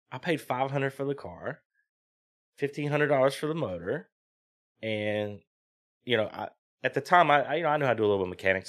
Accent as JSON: {"language": "English", "town": "South Boston", "region": "Virginia", "country": "United States", "also_born_or_lived": "New Jersey", "said": "I'm from South Boston, Virginia, which is, like, twenty minutes from V I R"}